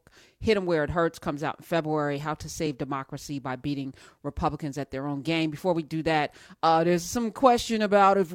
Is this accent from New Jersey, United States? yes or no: yes; New Jersey, United States; I'm from Jersey